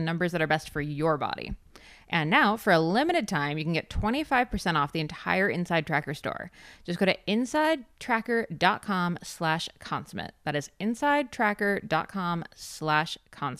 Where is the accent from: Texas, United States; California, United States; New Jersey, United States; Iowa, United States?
New Jersey, United States; I'm from New Jersey